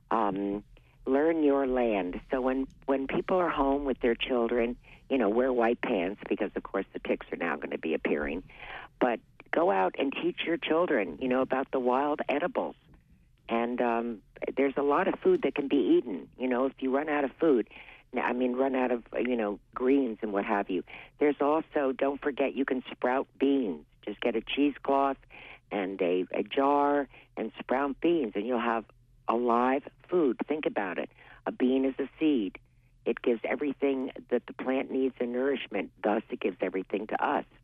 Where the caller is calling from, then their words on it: Appleton, Maine, United States; Hi, Amy. It's … from Appleton.